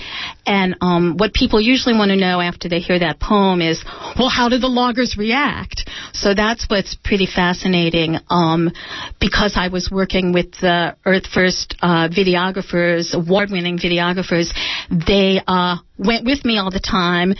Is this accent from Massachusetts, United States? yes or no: no; Mendocino, California, United States; I'm from Mendocino